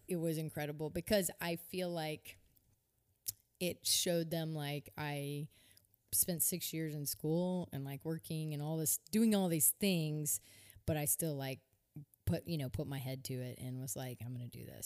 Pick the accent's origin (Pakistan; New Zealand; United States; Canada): United States; also born or lived in Nice, France; I love being an American.